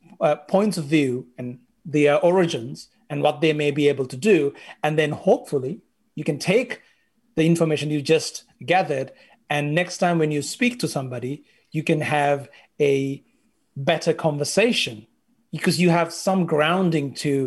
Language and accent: English; Sri Lanka; The majority of Sri Lankans are Sinhalese, and the largest minority are Tamil. I am from the Sinhalese majority, and it got me thinking, how many Tamil friends do I have?